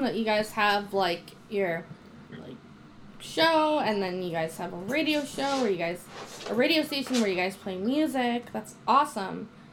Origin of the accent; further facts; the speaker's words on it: Chicago, Illinois, United States; now in Wisconsin, United States; I'm originally from Chicago, Illinois